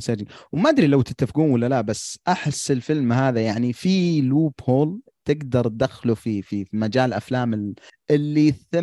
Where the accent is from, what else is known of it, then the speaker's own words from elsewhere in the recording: Al-Qassim, Saudi Arabia; عندنا في القصيم